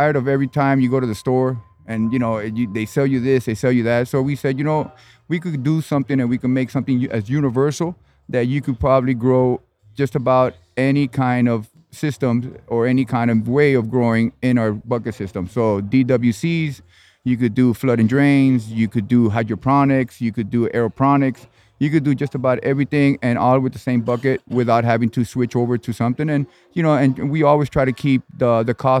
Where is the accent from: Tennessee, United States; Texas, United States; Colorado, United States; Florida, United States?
Florida, United States; Miami; I'm actually from Miami, United States